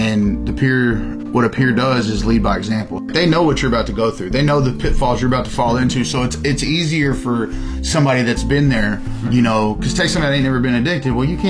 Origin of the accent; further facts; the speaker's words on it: Wichita Falls, Texas, United States; I'm 36. I'm originally from Wichita Falls, Texas.